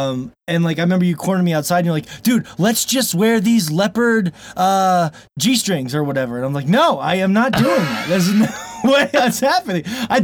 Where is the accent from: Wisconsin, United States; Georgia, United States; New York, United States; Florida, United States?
Florida, United States; moved away as an adult; now in Montana, United States; I'm a bass guy. I grew up in Florida. I miss the ocean. And I've lived here since I was 18